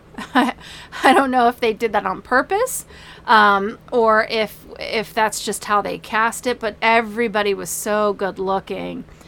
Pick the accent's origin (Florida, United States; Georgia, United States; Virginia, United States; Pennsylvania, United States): Virginia, United States; Manassas; I grew up in Manassas, Virginia, where we got to see Civil War reenactments